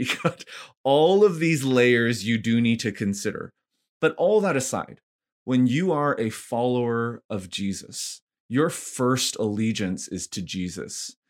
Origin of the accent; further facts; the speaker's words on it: Vancouver, British Columbia, Canada; also born or lived in Ottawa / Montreal / Korea / Nashville; now in Edmonton, Canada; born and raised in Vancouver, Canada